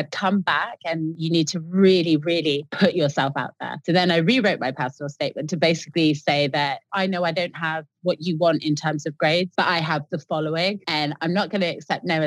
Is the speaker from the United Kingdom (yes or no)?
yes; Exeter, South West England, United Kingdom; moved away as an adult; now in London, United Kingdom; I walked all the way around Exeter, which was my hometown, handing out my CV to various dental clinics